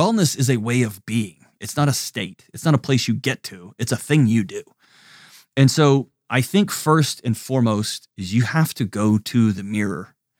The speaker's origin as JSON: {"language": "English", "region": "Texas", "country": "United States", "moved": "yes", "lives_now": "Tennessee, United States", "said": "I'm Texan."}